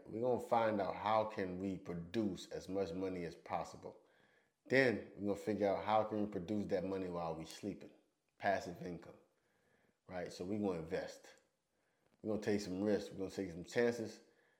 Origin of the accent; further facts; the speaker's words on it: United States; moved away as an adult; I'm American